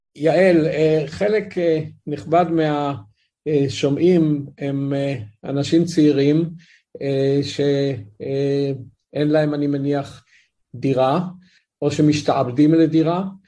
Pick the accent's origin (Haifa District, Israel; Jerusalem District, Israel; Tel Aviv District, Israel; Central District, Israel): Tel Aviv District, Israel; Tel Aviv; גדלתי בתל אביב